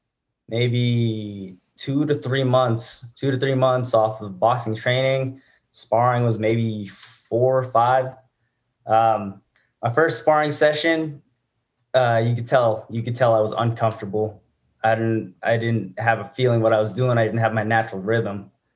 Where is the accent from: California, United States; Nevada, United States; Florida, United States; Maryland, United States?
Nevada, United States; Reno; I'm born and raised here in Reno.